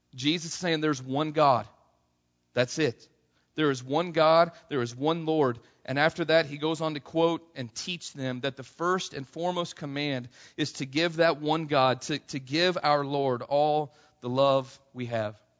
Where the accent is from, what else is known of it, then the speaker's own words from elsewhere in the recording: Missouri, United States; I grew up in Missouri